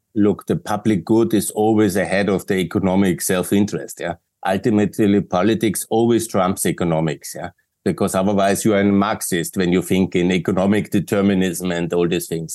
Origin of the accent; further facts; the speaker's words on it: Austria; we are the Austrians